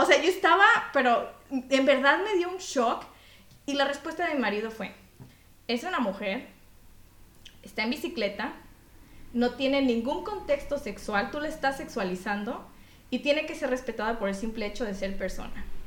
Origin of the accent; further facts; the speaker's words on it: Mexico; now in Belgium; yo como mexicana